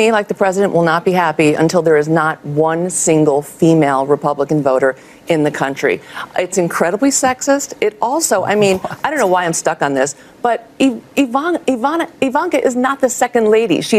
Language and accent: English; El Paso, Texas, United States; born there; I was actually um, born here in El Paso. My mom is from a small town in Mexico.